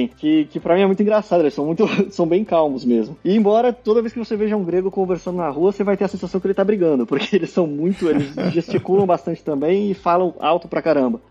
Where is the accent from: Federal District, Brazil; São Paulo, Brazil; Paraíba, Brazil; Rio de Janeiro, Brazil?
São Paulo, Brazil; Santos; moved away as an adult; also born or lived in Portugal / Hungary; now in Greece; Eu nasci e fui criado na cidade de Santos, em São Paulo.